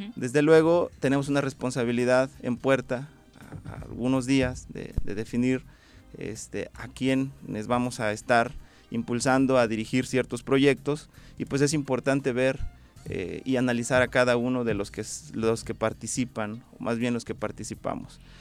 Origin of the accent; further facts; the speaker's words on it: Tlaltizapán, Morelos, Mexico; soy un ciudadano de Tlaltizapán, oriundo de la comunidad de Huatecalco